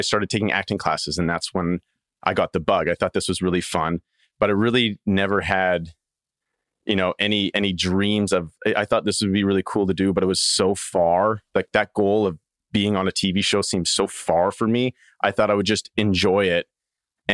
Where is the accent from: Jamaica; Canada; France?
Canada; Saskatchewan; moved away; my hometown is 500 people, a little small farming community in Saskatchewan, Canada.